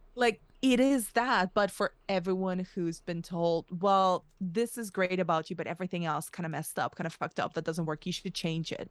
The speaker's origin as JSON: {"language": "English", "country": "Spain", "tie": "born or raised there", "moved": "yes", "lives_now": "United Kingdom", "said": "I was moved to Spain as a very young kid and grew up in between two very, very radically different cultures, which is my parents are Russian, I grew up in Spain"}